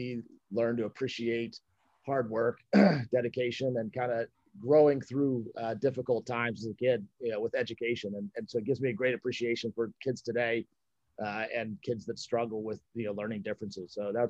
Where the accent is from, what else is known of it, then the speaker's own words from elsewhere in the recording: Dallas, Texas, United States; born there; also born or lived in Illinois / North Carolina / Mississippi / Scotland; So I was born in Dallas, Texas. Grew up kind of all over the place. My dad was in the Air Force, so we moved around a lot. Illinois, North Carolina, Texas, Mississippi, even over in Scotland for a little while through school.